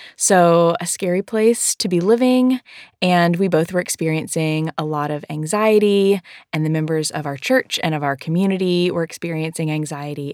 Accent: the South, United States; I am from the South

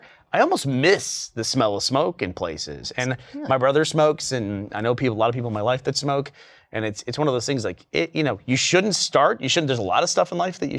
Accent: Texas, United States; also born or lived in New York; when we first moved from New York to Texas, I was probably in fifth grade

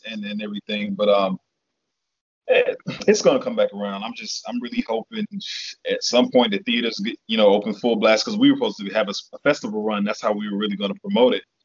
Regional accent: the South, United States; she raised us in the South

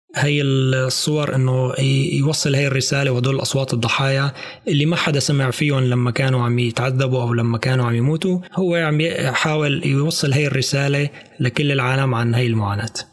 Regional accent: Syria; نحن كسوريين او سوريات

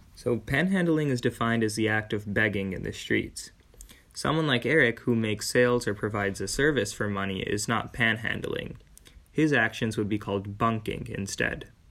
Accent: India; Being an Indian Hindu myself

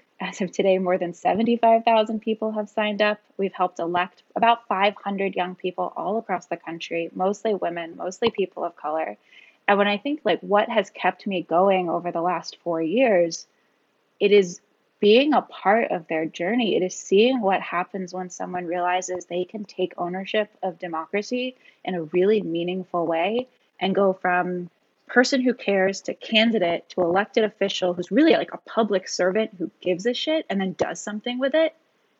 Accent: Virginia, United States; And I grew up outside DC in the Virginia suburbs.

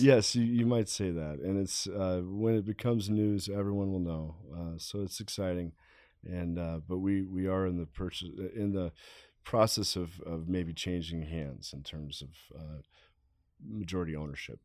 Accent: Denver, Colorado, United States; also born or lived in Kansas City / Littleton; Growing up in Denver, I was born in Kansas City, but I moved here when I was five years old

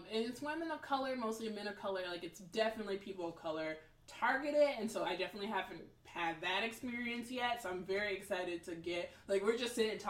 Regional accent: the South, United States; accent: southern; that's how southern I am. My accent's not, like, very prominent

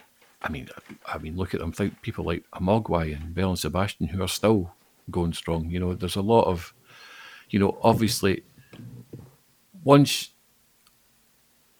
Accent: Falkirk, Scotland, United Kingdom; moved away as an adult; now in Glasgow, United Kingdom; I'm not from Glasgow. I was born and grew up in Falkirk, but I moved here about the same time we were talking about earlier, about 1999, I moved here.

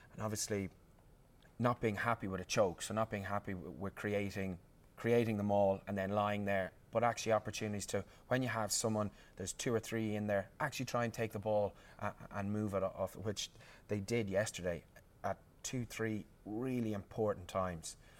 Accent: Ireland; as an Irishman

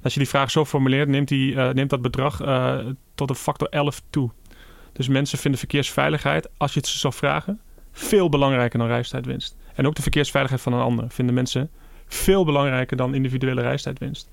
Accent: Achterhoek, Gelderland, Netherlands; ik kom zelf uit de Achterhoek

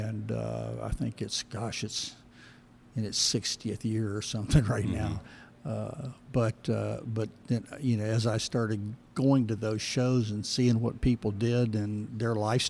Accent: St. Augustine, Florida, United States; I grew up in St. Augustine, Florida.

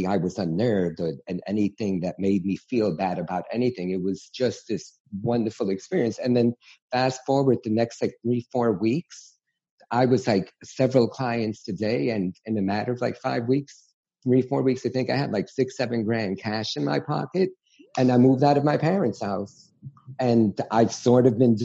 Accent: New York City, New York, United States; growing up in New York City

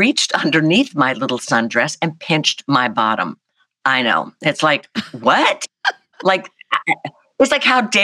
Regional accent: South Carolina, United States; I'm this kid from South Carolina

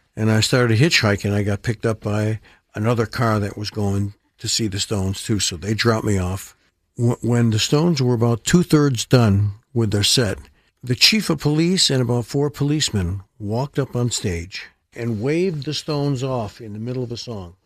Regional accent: Rochester, New York, United States; Strong Memorial Hospital in Rochester, which is my hometown

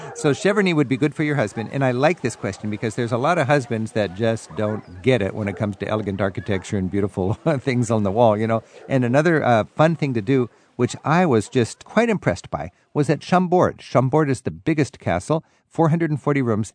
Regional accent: United States; as an American tourist in the Loire

